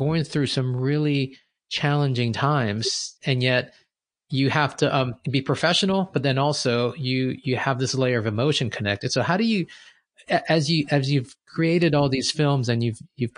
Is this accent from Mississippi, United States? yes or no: no; New York, United States; I'm Peruvian. My parents are from Peru. I was born in the States. I was born in New York.